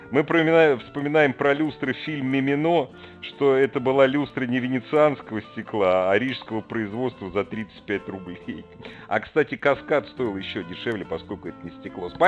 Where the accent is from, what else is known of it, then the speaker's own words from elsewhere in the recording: Moscow, Russia; Ну что, я из Москвы, конечно, висел.